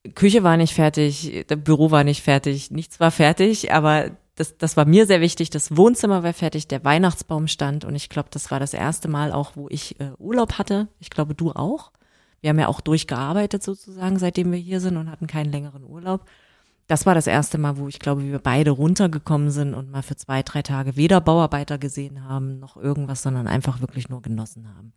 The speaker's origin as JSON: {"language": "German", "country": "Germany", "also_born_or_lived": "Berlin", "moved": "as an adult", "lives_now": "Ireland", "said": "Ich bin deutsch, ich werde immer deutsch bleiben"}